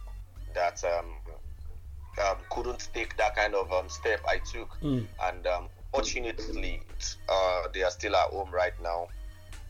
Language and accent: English; Lagos, Nigeria; I'm from Lagos.